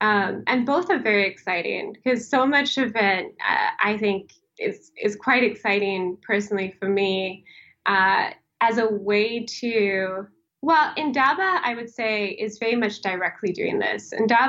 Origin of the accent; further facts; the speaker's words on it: Mozambique; also born or lived in South Africa / Lesotho / Swaziland / Kenya; I grew up in Africa, mostly in Southern Africa. So I grew up in Mozambique, South Africa, Lesotho, Swaziland, Kenya.